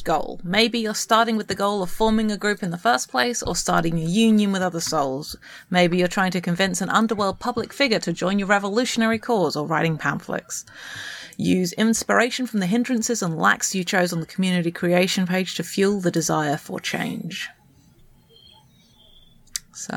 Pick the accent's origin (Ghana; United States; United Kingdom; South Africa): United Kingdom; England; I'm English